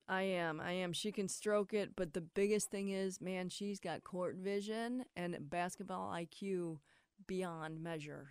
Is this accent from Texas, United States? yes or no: no; Akron, Ohio, United States; We're just kids from Akron.